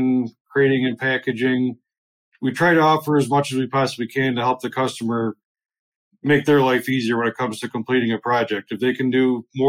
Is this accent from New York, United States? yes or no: yes; Walworth, New York, United States; I grew up in Walworth, New York